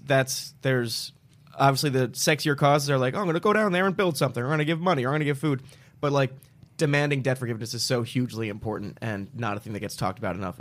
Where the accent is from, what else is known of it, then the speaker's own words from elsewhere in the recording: New Jersey, United States; moved away; I'm from Jersey originally